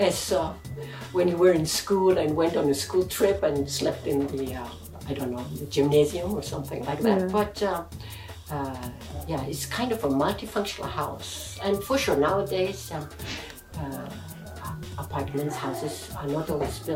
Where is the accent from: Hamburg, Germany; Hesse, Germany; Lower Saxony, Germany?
Lower Saxony, Germany; Hanover; moved away as an adult; also born or lived in Italy / Switzerland; now in Tokyo, Japan; I'm from Germany, but I live in Tokyo